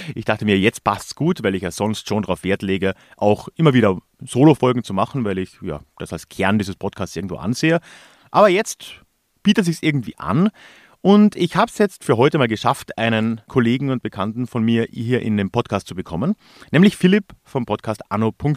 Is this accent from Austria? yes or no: yes; southern Austria, Austria; bei uns in Südösterreich